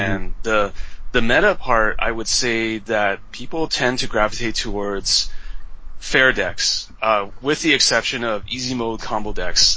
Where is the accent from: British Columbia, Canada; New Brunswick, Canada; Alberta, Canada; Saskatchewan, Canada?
British Columbia, Canada; Vancouver; moved away as an adult; also born or lived in Taiwan; now in Beijing, China; I'm from Taiwan originally, but I grew up in Canada since I was seven, so I'm Taiwanese Canadian. But uh, so in Vancouver